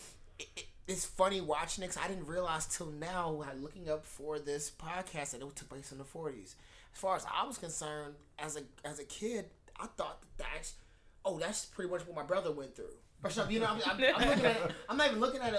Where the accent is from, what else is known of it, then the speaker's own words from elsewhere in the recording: California, United States; I grew up in Cali